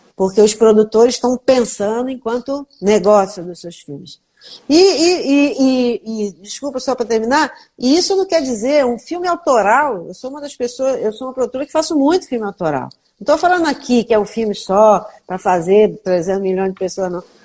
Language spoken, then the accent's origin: Portuguese; Volta Redonda, Rio de Janeiro, Brazil; now in Rio de Janeiro, Brazil; eu sou de Volta Redonda